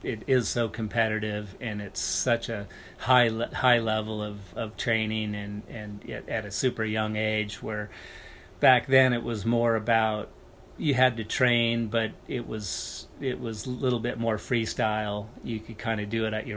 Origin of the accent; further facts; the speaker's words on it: Sun Valley, Idaho, United States; I grew up in Sun Valley, Idaho